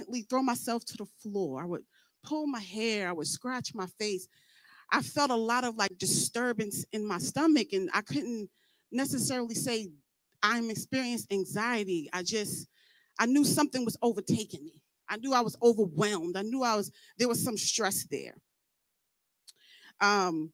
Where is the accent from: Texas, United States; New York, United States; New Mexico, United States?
New York, United States; I'm from New York